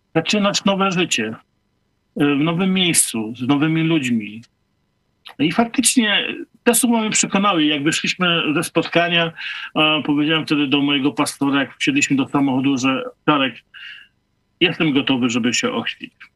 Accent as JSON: {"language": "Polish", "town": "Nowogród", "country": "Poland", "tie": "born or raised there", "said": "wróciłem do Nowogrodu, do mojej rodzinnej miejscowości"}